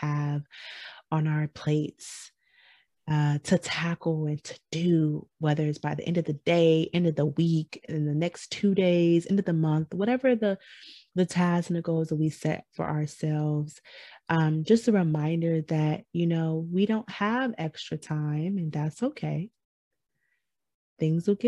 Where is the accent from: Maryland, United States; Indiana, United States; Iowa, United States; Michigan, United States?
Michigan, United States; I'm from Michigan